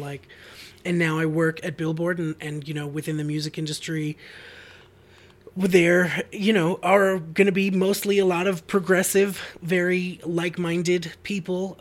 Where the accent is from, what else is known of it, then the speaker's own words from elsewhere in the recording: Boston, Massachusetts, United States; I grew up in Boston, uh, in the suburbs